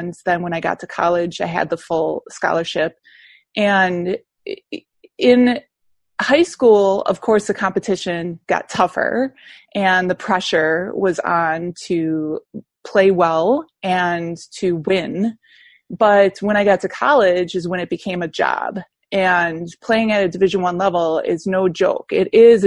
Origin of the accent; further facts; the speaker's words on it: Wisconsin, United States; moved away as an adult; also born or lived in South Carolina; I'm from Wisconsin